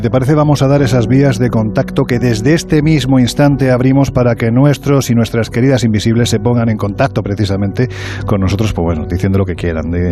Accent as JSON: {"language": "Spanish", "region": "Andalusia", "country": "Spain", "said": "yo sé que soy andaluz"}